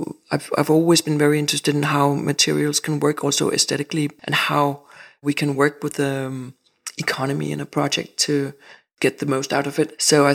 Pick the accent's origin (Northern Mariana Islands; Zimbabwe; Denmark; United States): Denmark; Rungsted, Capital Region of Denmark; also born or lived in Jutland; I grew up at different places. I grew up in Rungsted, actually, in the north of Zealand. And then me and my parents moved to Jutland. So I've been living different places in Jutland.